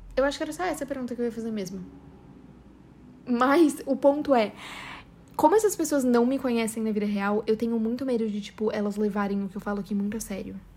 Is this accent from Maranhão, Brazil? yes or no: no; São Paulo, Brazil; accent: paulista; eu tenho um puta sotaque paulista